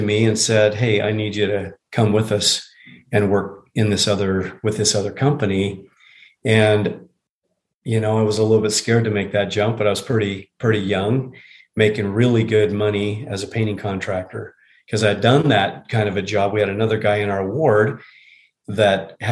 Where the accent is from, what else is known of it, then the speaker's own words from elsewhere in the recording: Salt Lake City, Utah, United States; I was born and raised here in Salt Lake City.